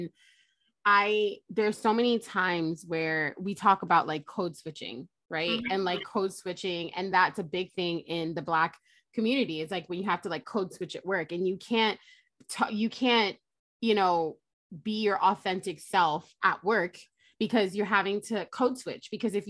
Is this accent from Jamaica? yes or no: yes; Jamaica; Why am I not bringing my pride about my culture, right? Being Jamaican and like who I am.